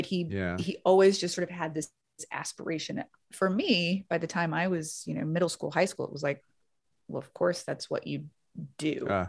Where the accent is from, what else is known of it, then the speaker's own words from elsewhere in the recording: Baton Rouge, Louisiana, United States; born there; accent: Southern; So I was born in Louisiana, Baton Rouge. Carville country. Yeah. Like very close, like same parish.